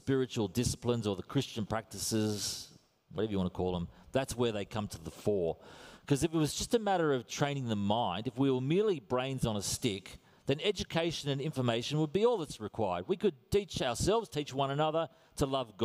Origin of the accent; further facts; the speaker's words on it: Australia; accent: Australian; I am Australian to the core